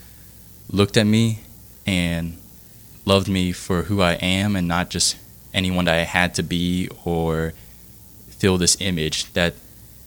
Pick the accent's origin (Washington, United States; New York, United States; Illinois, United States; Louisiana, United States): Louisiana, United States; Metairie; also born or lived in Vietnam / Baton Rouge; I was born in Vietnam, actually, and my family moved to Metairie, Louisiana, when I was 5 years old. And I grew up in Metairie there and went to high school